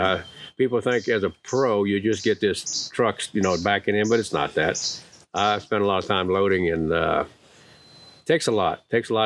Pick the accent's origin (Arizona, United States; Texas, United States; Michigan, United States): Texas, United States; Freeport; Well, out of Texas. I was born in Freeport, but my dad was born in Damon, Texas.